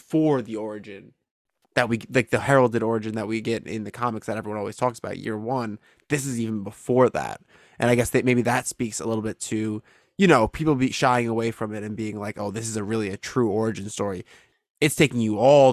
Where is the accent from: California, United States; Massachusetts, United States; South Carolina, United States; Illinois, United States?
Illinois, United States; Chicago; I'm from Chicago